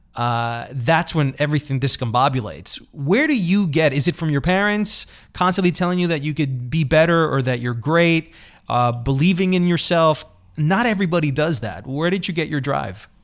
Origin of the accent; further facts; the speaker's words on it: New York City, New York, United States; I grew up in Queens